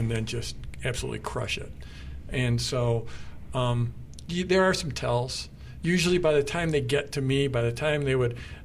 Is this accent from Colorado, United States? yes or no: yes; Durango, Colorado, United States; We're both from Durango, and being from Durango is an amazing gift